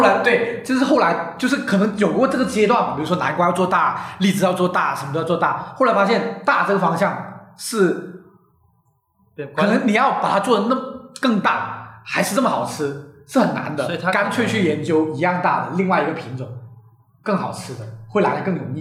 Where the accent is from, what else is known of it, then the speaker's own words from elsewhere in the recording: Guangdong, China; 我作为一个广东人